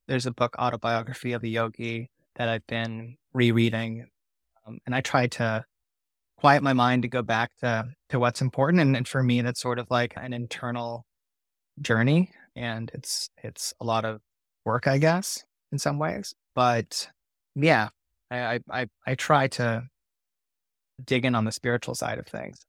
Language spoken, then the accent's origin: English; Orange County, California, United States; I grew up in Orange County